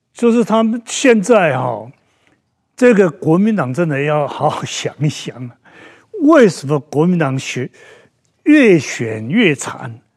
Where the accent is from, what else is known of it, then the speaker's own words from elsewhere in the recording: Taiwan; 我讲台语，老师要打